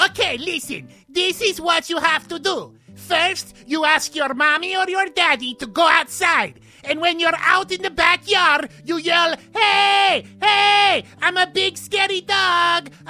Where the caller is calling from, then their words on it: West Virginia, United States; Uh, hey, Poopo. Uh … Um, I'm calling from West Virginia